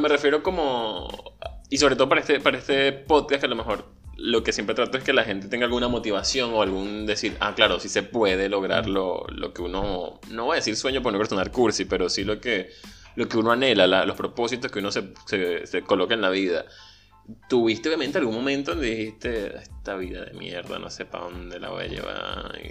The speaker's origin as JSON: {"language": "Spanish", "country": "Venezuela", "tie": "born or raised there", "moved": "yes", "said": "yo crecí en Venezuela"}